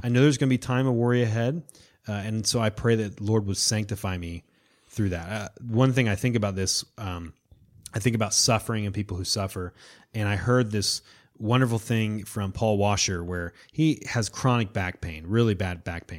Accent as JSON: {"language": "English", "region": "Florida", "country": "United States", "said": "I'm from Florida"}